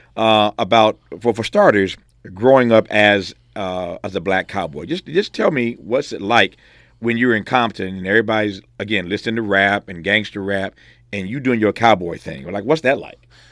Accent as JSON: {"language": "English", "region": "Indiana", "country": "United States", "tie": "born or raised there", "said": "I grew up in Indiana"}